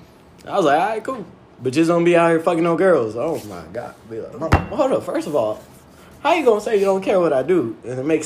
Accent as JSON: {"language": "English", "town": "Seattle", "region": "Washington", "country": "United States", "tie": "born or raised there", "also_born_or_lived": "Mojave Desert", "moved": "as an adult", "said": "I grew up in Seattle, Washington"}